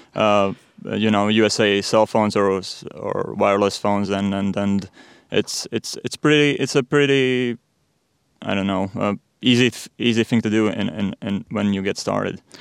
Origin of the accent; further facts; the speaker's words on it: Riga, Latvia; I'm born and raised in Riga